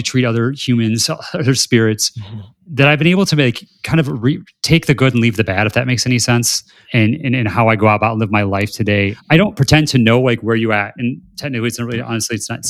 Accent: South Bend, Indiana, United States; I'm from South Bend, Indiana

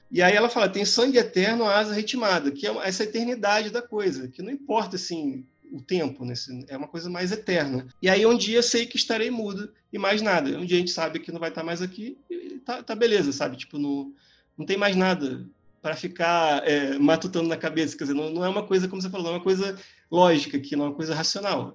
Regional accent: Rio de Janeiro, Brazil; eu nasci no Rio de Janeiro, eu morava ali na Gávea, perto do Clube do Flamengo

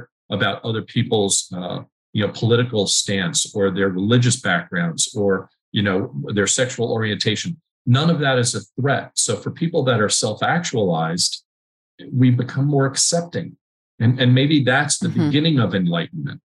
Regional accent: New York, United States; as a New Yorker

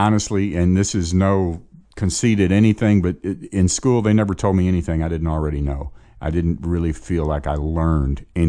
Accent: Chicago, Illinois, United States; I grew up in Chicago.

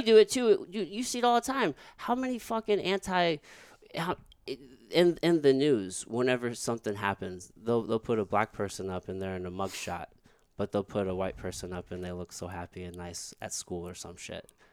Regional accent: rural Missouri, United States; also born or lived in Jefferson City, Missouri; I grew up in rural, rural Missouri around all white people

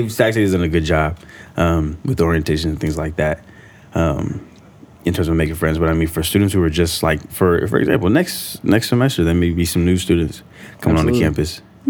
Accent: Vallejo, California, United States; moved away as an adult; now in Sacramento, United States; I'm from Vallejo, so I went back home for the year that we were in COVID, year and a half

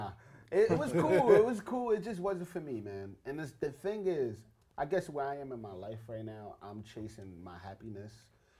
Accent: New York, United States; moved away as an adult; also born or lived in Los Angeles; I'm from New York, born and raised

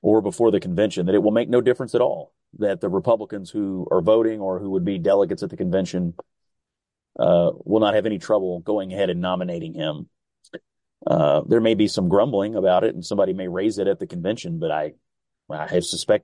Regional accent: Kentucky, United States; I'm from Kentucky.

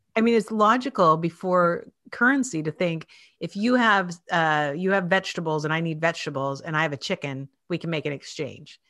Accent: Spokane, Washington, United States; moved away as an adult; now in Philadelphia, United States; I grew up in Washington State in Spokane, Washington

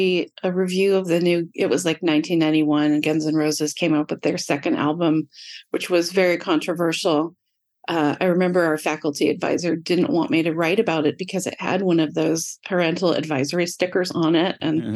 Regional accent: Sonoma County, Northern California, United States; I am a California native, Northern California native. I grew up in Sonoma County, which most people here know as part of wine country. Tons of vineyards, tons of people driving around tasting wine. I grew up in a very small town

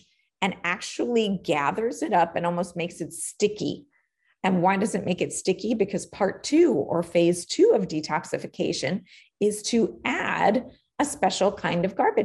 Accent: New York City, New York, United States; I was born and raised in Queens, New York

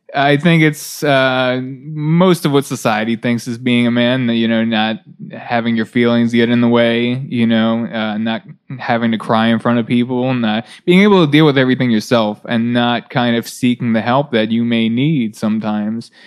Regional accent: near Baltimore, Maryland, United States; i grew up in Balt- uh, near baltimore

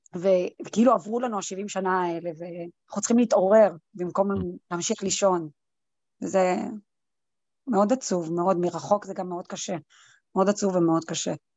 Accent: Israel; now in United States; בתור ישראלית

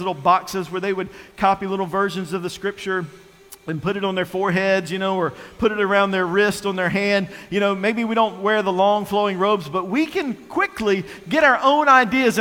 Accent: North Carolina, United States; also born or lived in Virginia; I was born and raised in North Carolina

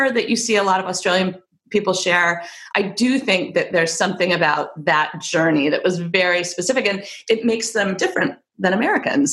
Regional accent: England, United Kingdom; moved away; I grew up in England for 9 years. I was born there and I have dual citizenship.

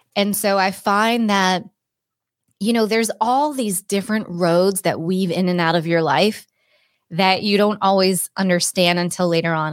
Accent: Cape Cod, Massachusetts, United States; moved away as an adult; also born or lived in Boulder, Colorado; I grew up on Cape Cod.

